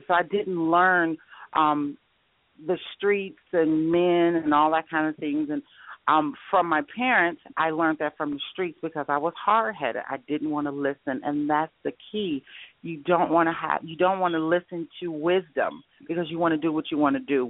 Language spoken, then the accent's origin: English; Detroit, Michigan, United States; moved away as an adult; also born or lived in Atlanta; now in Arizona, United States; I'm from Detroit, Michigan, so I do understand about the snow for years, and I moved to Arizona about almost 2 years ago